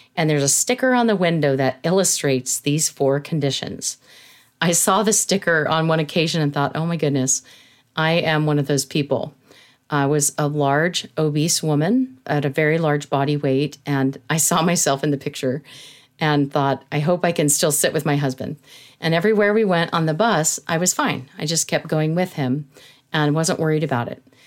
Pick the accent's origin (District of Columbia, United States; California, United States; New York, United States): California, United States; San Jose; I grew up in California. I was born in San Jose, California